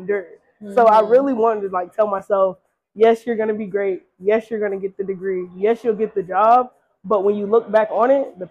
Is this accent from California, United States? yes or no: no; Decatur, Georgia, United States; also born or lived in Atlanta, Georgia; from Atlanta, Georgia, born and raised in Decatur